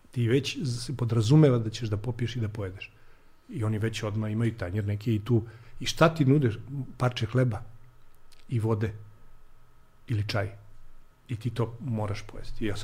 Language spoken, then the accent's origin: Croatian; Serbia; mi smo iz Srbije